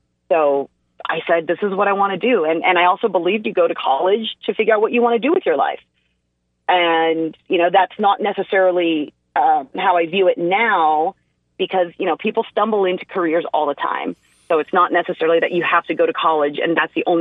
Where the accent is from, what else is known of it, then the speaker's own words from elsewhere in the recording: United States; first language English; I'm an American and it's my first language